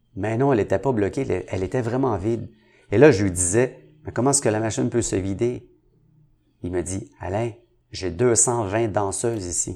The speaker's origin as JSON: {"language": "French", "town": "Montreal", "region": "Quebec", "country": "Canada", "tie": "born or raised there", "said": "Je viens de Saint-Henri"}